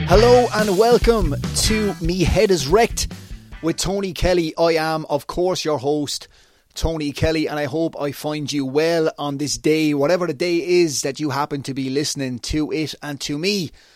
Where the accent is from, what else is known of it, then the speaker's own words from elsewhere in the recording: Waterford, Munster, Ireland; my hometown of Waterford, Ireland